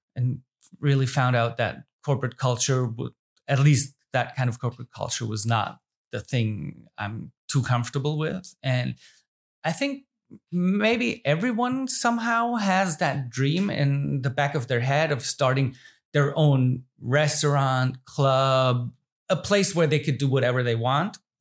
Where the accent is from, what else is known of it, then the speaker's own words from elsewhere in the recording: Germany; I live and born and raised in the Rhein Neckar area